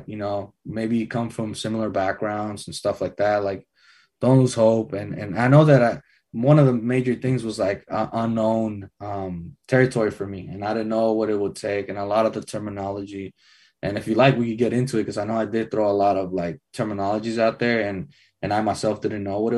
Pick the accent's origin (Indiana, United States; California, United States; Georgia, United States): California, United States; Redwood City; moved away as an adult; also born or lived in Fair Oaks; I'm born and raised in Redwood